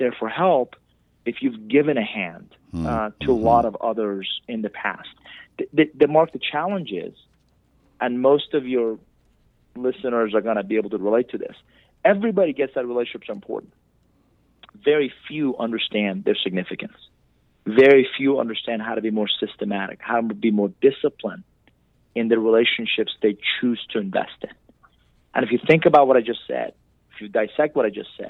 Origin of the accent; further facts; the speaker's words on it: Iran; English is a second language; now in United States; I'm originally from Iran. I came to this country with $100, didn't know anybody, didn't speak a word of English